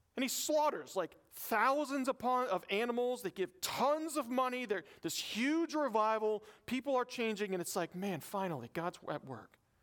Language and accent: English; the South, United States; I'm from the South